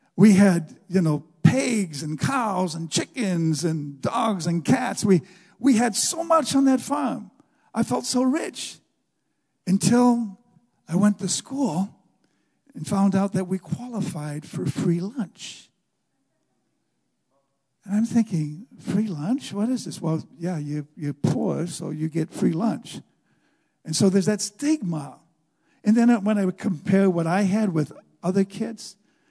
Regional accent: United States; as an American

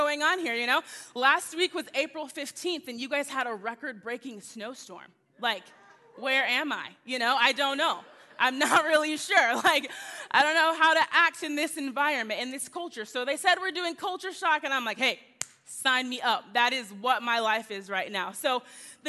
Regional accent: Texas, United States; also born or lived in Tulsa, Oklahoma; I'm born and raised in Texas

